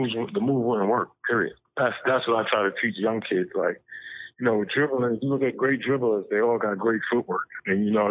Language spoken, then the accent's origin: English; New York, United States; also born or lived in Brooklyn, New York / Harlem, New York; I was born in Brooklyn. I moved to Harlem when I was 10 years old.